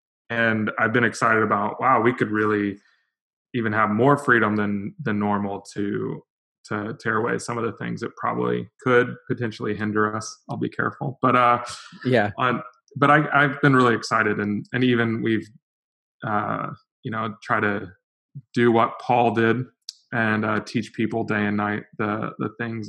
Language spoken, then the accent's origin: English; Lisbon, Portugal; also born or lived in Portland, United States; now in Los Angeles, United States; I grew up in Western Europe, in Lisbon, Portugal. That's actually where my wife is from.